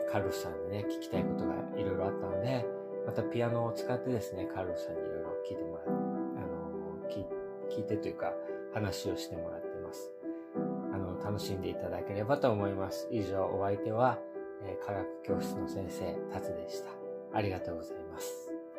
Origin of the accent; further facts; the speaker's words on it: Japan; moved away as an adult; now in United States; アメリカで生まれてですね、3歳まで過ごして、それから日本に行きました。